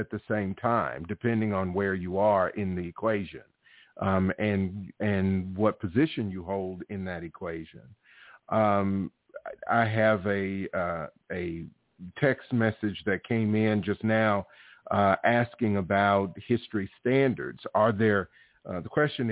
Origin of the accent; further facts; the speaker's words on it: Alabama, United States; born and raised in Alabama